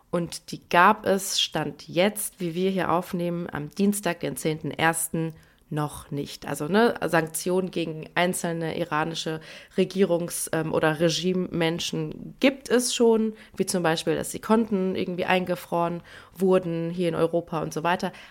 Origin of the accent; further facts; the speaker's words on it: Iran; Deswegen haben wir recherchiert, wie man generell, aber vor allem jetzt auch momentan als Iranerin ähm, gerade mit all diesen schrecklichen Nachrichten und vor allem auch Bildern umgeht.